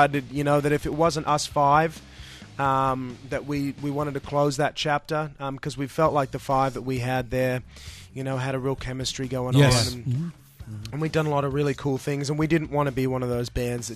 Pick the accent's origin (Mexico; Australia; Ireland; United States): Australia; Sydney, New South Wales; We're from Sydney, Australia